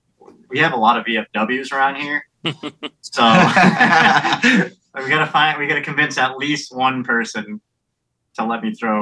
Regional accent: Somerset, Massachusetts, United States; moved away as an adult; now in Fall River, United States; I'm from across the river.

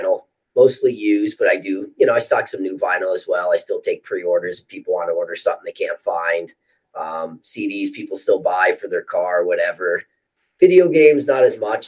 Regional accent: Pittston, Pennsylvania, United States; I'm from Pittston. So I started there when I was a kid

